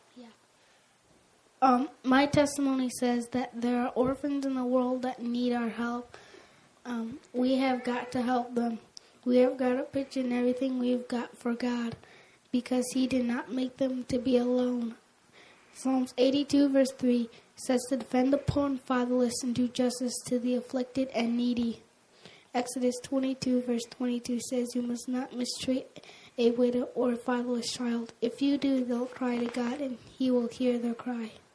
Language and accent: English; Liberia; moved away; I was born in Liberia, West Africa, and lived several years there